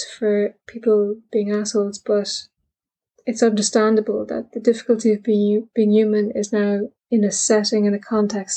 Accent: Ireland; I'm Irish

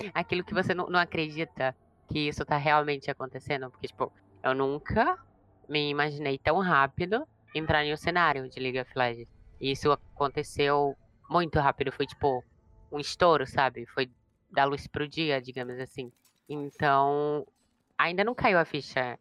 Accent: Aracaju, Sergipe, Brazil; eu sou de Aracaju

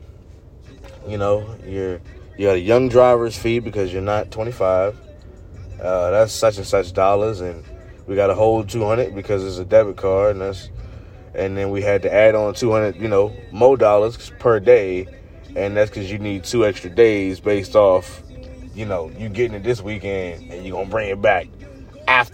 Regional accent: Fredericksburg, Virginia, United States; I'm so from Fredericksburg

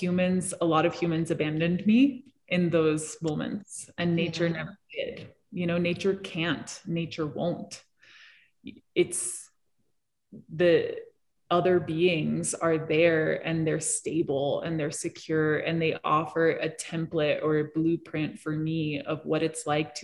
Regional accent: Hong Kong; also born or lived in New York City; now in Colorado, United States; I grew up in cities. I grew up in Hong Kong.

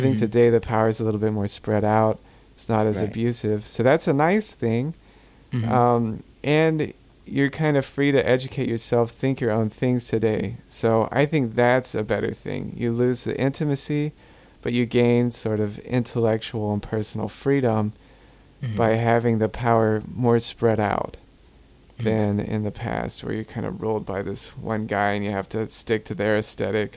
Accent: Gulf Coast, United States; I'm from the Gulf Coast, and we go through hurricanes regularly.

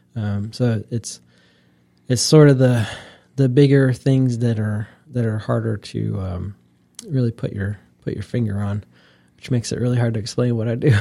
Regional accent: Wooster, Ohio, United States; moved away as an adult; now in North Carolina, United States; I'm from Northeast Ohio, a little town called Worcester

